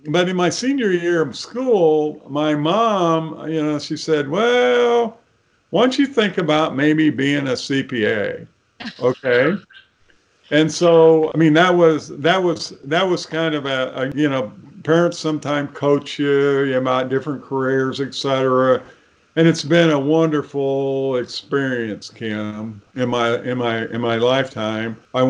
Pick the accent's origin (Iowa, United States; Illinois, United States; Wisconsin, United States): Illinois, United States; Mason County; I grew up in Mason County, Illinois. It's about 35 miles north of Springfield here. Our farm when I was growing up was, I'm going to say, maybe a little more diverse than the typical farm